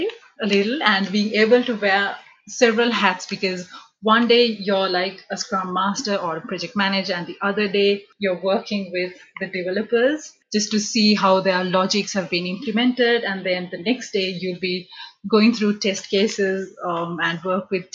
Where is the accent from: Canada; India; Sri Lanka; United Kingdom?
Sri Lanka; moved away as an adult; I'm originally from Sri Lanka. So back home in Sri Lanka, so we have A-levels